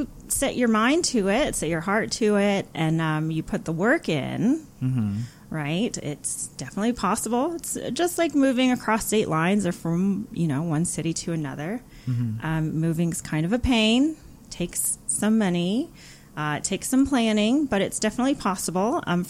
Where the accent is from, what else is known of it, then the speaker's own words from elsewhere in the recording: San Diego, California, United States; moved away as an adult; also born or lived in Florida / Davis, California; now in Honolulu, United States; So I was raised in San Diego. Fun fact, I've always lived near the ocean. So I was born in Florida.